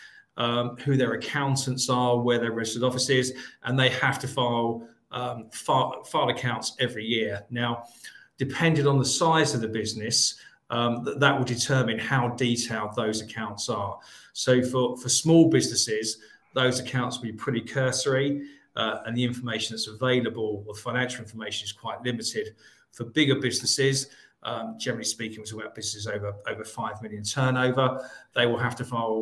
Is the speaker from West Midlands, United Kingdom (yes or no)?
no; Surrey, South East England, United Kingdom; also born or lived in London; I born and bred in Surrey, did my law degree at the London School of Economics